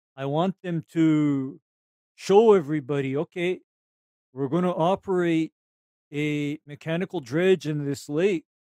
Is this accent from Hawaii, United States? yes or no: yes; Honolulu, Hawaii, United States; I, am from Honolulu